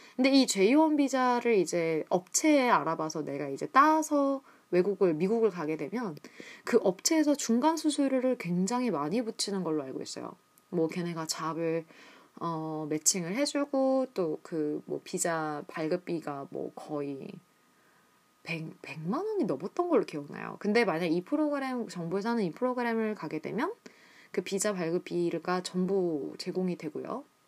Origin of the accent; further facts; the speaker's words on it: Seoul, South Korea; moved away as an adult; 저는 한국 서울에서 태어나고 자랐습니다.